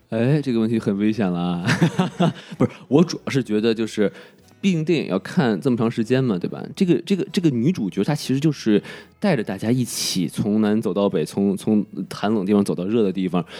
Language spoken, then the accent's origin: Chinese; China; 我是生在红旗里，长在红旗下